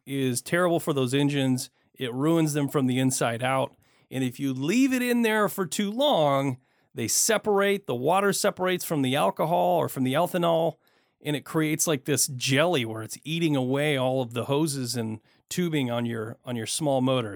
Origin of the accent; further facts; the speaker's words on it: Michigan, United States; now in Portland, United States; I grew up in Michigan